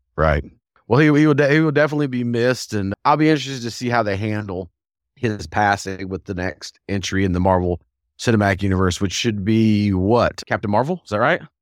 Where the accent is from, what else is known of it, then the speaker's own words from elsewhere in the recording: the South, United States; as a Southerner